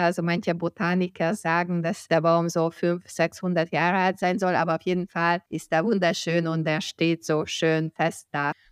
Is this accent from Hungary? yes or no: yes; Hungary; now in Germany; ich bin Ungarin, Deutschland, ich lebe in Deutschland seit 1995